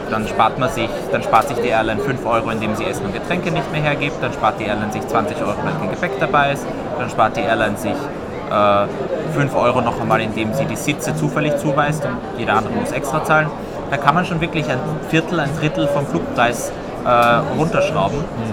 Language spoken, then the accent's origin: German; Austria; ich persönlich als Österreicher